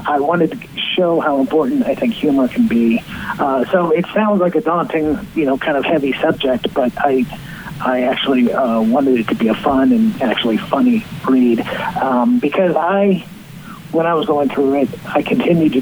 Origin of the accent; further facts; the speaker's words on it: Bloomington, Indiana, United States; now in Zionsville, United States; I'm from Bloomington, Indiana.